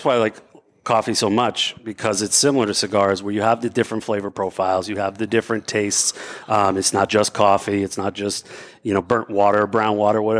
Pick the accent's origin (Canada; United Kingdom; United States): United States; Central Massachusetts; moved away; I'm originally from Central Mass